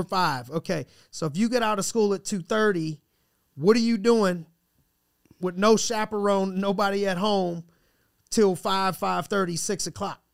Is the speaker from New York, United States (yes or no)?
no; Youngstown, Ohio, United States; I'm from Youngstown